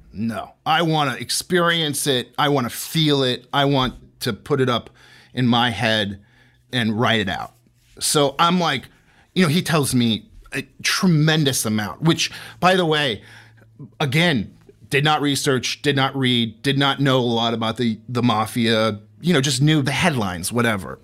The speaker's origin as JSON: {"language": "English", "town": "St. Petersburg", "region": "Florida", "country": "United States", "tie": "born or raised there", "said": "I was born and raised in, in Saint Pete, Florida"}